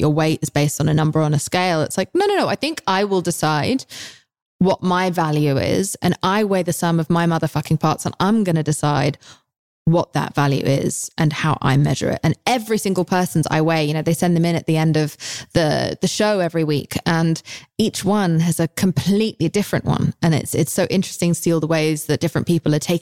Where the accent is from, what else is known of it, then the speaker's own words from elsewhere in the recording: England, United Kingdom; I'm English